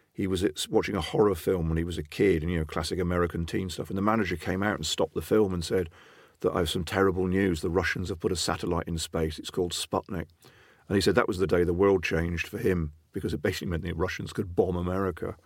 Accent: Plymouth and Exmouth, Devon, South West England, United Kingdom; I grew up in First Plymouth and Exmouth in Devon. So I grew up by the sea

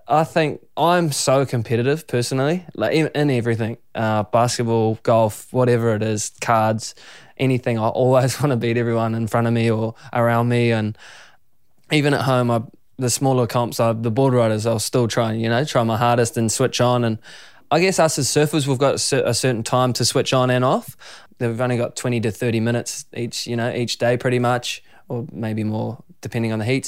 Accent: Raglan, Waikato, New Zealand; growing up in Raglan

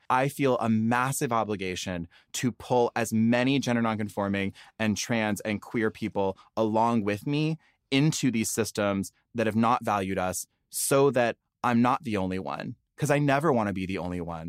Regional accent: the South, United States; now in Los Angeles, United States; I grew up in the South, and sissy is kind of like cute slang for sister

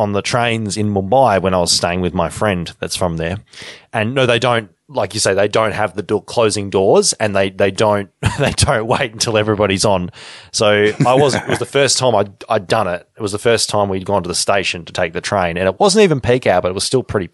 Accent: Deniliquin, New South Wales, Australia; now in Victoria, Australia; my hometown

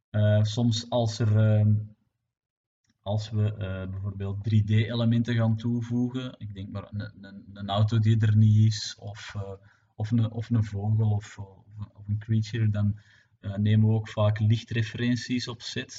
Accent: Belgium; het gefragmenteerde België dat we zijn

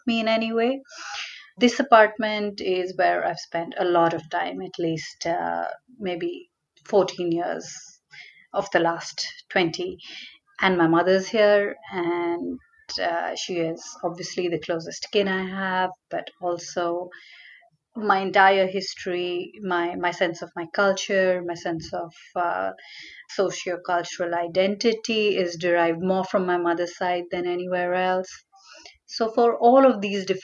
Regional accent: JK Puram, India; first language Hindi; also born or lived in Uttar Pradesh; now in Mumbai, India; I grew up in a very little place called JKPuram, which is an industrial township

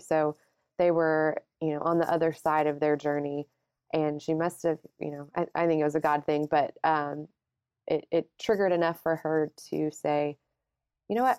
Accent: Alabama, United States; moved away as an adult; now in Houston, United States; I'm from Alabama.

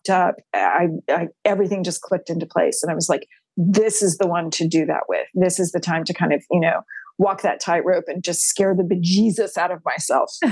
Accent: Texas, United States; I'm a sixth generation Texan on my mom's side

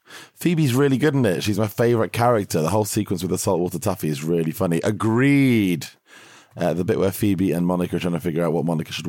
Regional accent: England, United Kingdom; I love your podcast, and I'm from England, which is really exciting and very far away.

